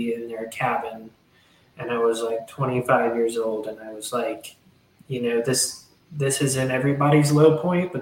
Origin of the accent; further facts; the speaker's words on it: Hot Springs, Arkansas, United States; moved away as an adult; I went to my hometown of Hot Springs, Arkansas